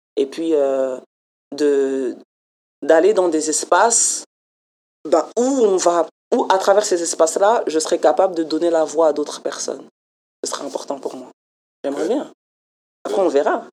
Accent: France; now in Montreal, Canada; en tant que Française

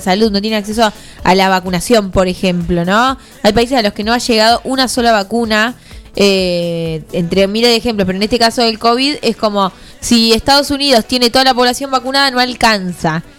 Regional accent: Argentina; nosotros en Argentina

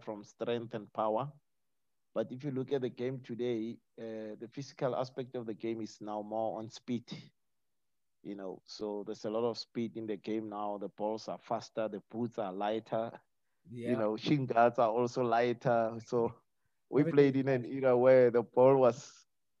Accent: Pretoria, Gauteng, South Africa; moved away; also born or lived in Cape Town; growing up in Pretoria, the old Pretoria

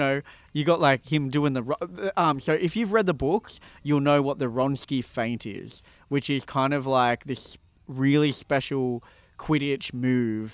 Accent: Ireland; I'm Irish

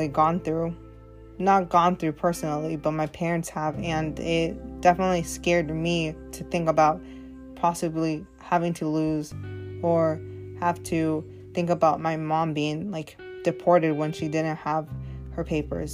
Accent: Oregon, United States; I am a Latina born and raised in Oregon, of course, but I am basically from the United States

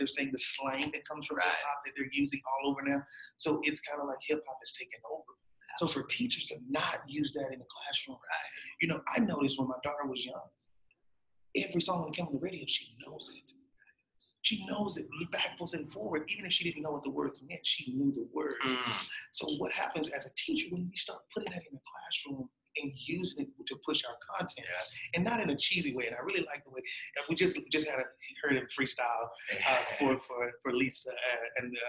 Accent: Houston, Texas, United States; I'm from Houston

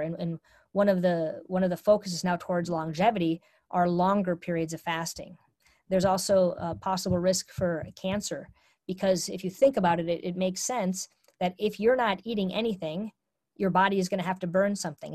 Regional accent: Minnesota, United States; I was brought up in a culture where I'm from Minnesota

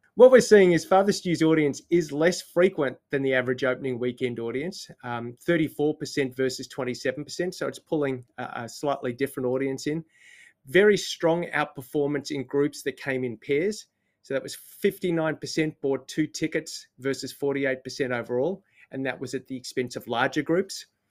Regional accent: Australia; now in New Zealand; I just live here. I'm not one of the people. I'm Australian

